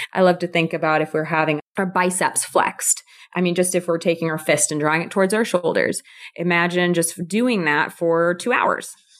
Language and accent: English; California, United States; I'm from the U S, I'm from California